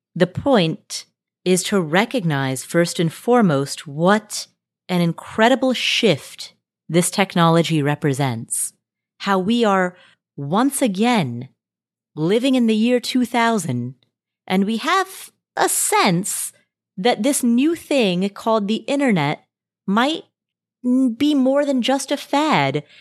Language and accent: English; Nepal; I was born in Nepal.